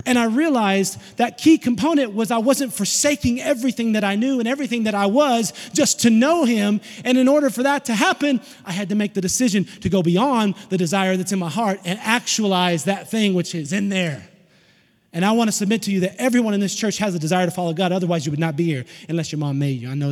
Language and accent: English; Tennessee, United States; I'm from Tennessee. We don't have a lot of those. We're in the hills. We have hillbillies.